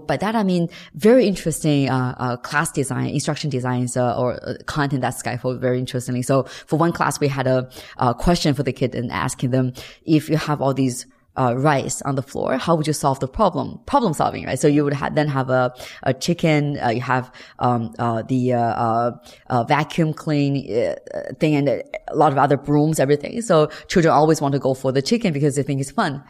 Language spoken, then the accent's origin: English; China